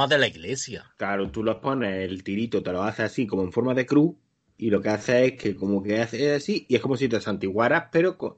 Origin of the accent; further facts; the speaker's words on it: Spain; Ah, porque, claro, nosotros como españoles de pro, porque lo